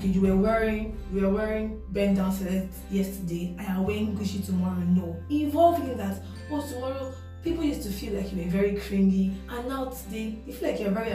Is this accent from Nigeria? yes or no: yes; Nigeria; I'm from Nigeria